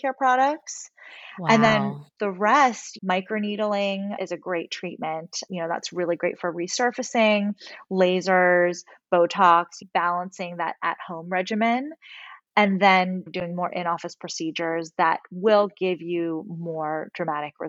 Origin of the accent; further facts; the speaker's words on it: Westlake Village, California, United States; I grew up in Westlake and spent my afternoons at Zuma Beach